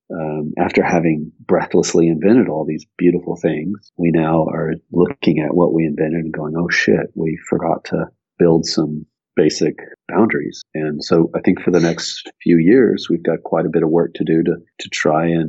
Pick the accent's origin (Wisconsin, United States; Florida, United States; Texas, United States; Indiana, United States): Texas, United States; Austin; also born or lived in Tulsa, Oklahoma; there's not that many people you'd say are long-term natives of Austin. I am